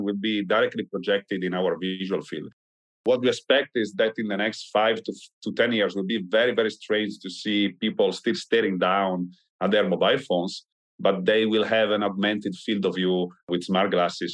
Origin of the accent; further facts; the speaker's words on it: Italy; I'm from Italy